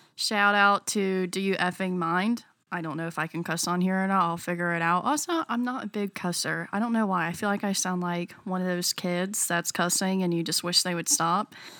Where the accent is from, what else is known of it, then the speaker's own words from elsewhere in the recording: North Carolina, United States; I am born and raised in North Carolina